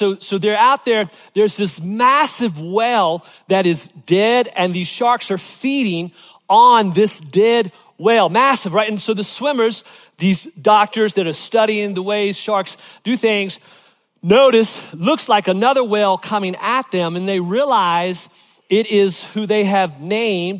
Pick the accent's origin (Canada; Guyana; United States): United States; Virginia; growing up in Virginia